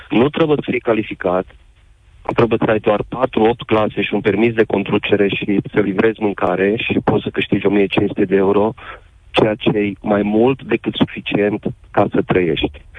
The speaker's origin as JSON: {"language": "Romanian", "country": "Romania", "also_born_or_lived": "United Kingdom", "moved": "yes", "said": "Eu pot să vă spun că acum uh, 14 ani am emigrat în UK. Am emigrat, am emigrat când nu se putea trăi dintr-un salariu în România."}